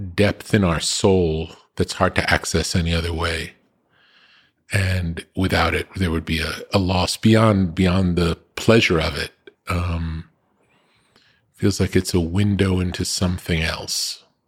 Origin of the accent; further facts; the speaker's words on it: East Coast, United States; also born or lived in New York / California; growing up on the East Coast